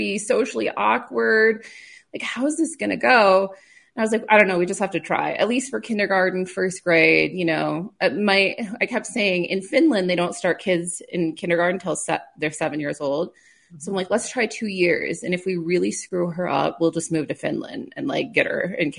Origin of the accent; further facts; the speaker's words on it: Clark, South Dakota, United States; I grew up in South Dakota on a farm by Clark, so not too far from where you are